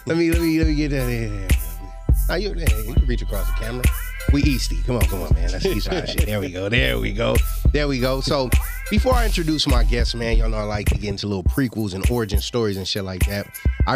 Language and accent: English; Los Angeles, California, United States; Me and …, we hail from the East Side, Low Bottoms of South Central Los Angeles.